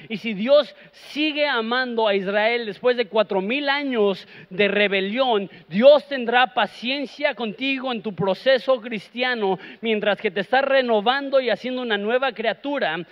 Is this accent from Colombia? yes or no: no; Mexico; Nosotros somos mexicanos